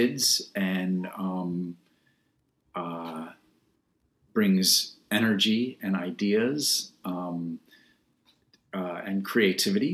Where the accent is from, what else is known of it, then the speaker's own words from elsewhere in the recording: Washington, District of Columbia, United States; now in Brooklyn, United States; I was born and raised in Washington, D.C. And I've lived in Brooklyn now for 30 years.